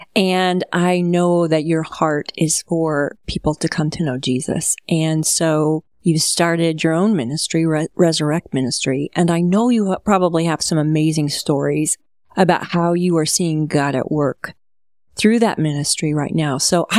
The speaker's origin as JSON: {"language": "English", "region": "Midwest", "country": "United States", "tie": "born or raised there", "said": "It's just so interesting as I grew up in America's heartland, back at a time when 93% of Americans identified as Christian."}